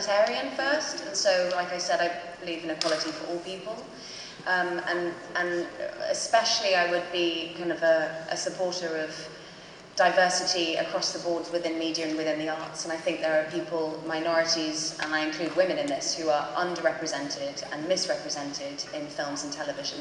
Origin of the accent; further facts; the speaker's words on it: London, United Kingdom; accent: modern London; my normal accent's a bit more London, modern London.